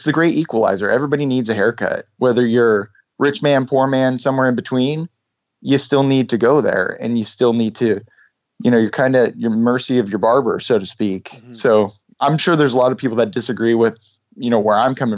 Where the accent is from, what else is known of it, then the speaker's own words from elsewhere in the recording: Canada; I'm Canadian